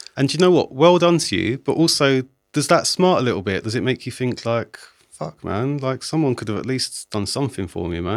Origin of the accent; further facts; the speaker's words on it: London, United Kingdom; I'm from South